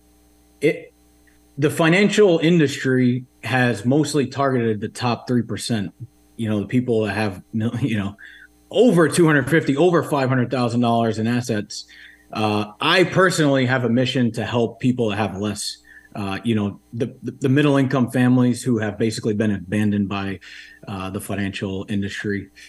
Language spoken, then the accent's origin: English; Rhode Island, United States; also born or lived in Washington, D.C.; I grew up in Rhode Island.